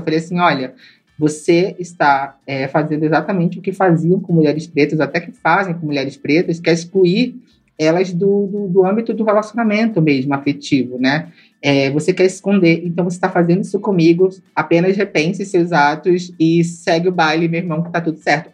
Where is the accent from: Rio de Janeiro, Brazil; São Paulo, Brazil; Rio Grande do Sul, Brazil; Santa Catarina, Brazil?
Rio de Janeiro, Brazil; Eu sou uma mina preta que cres, cresci no Alemão, é, no Complexo Alemão aqui do Rio de Janeiro. Meu pai veio de Pernambuco para o Rio